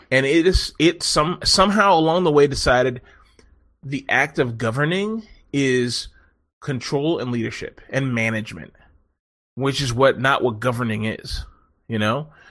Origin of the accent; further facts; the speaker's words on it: Texas, United States; I'm a fucking white guy from fucking Texas, but I'm also a Filipina inside.